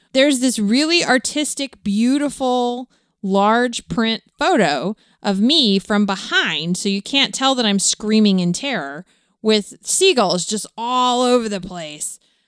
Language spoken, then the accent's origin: English; Florida, United States; I grew up in Florida and went to the beach all the time.